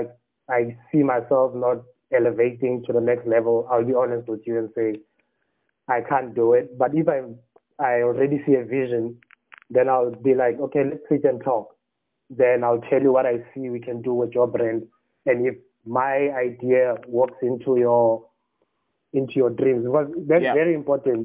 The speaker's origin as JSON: {"language": "English", "town": "Smithsdrift", "region": "Northern Cape", "country": "South Africa", "tie": "born or raised there", "also_born_or_lived": "Douglas, Northern Cape", "said": "originally I was born in a place called Smithsdrift in the Northern Cape"}